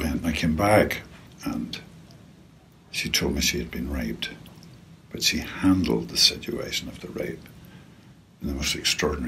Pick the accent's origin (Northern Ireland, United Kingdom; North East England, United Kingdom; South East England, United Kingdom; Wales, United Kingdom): Northern Ireland, United Kingdom; I grew up in Northern Ireland in the Troubles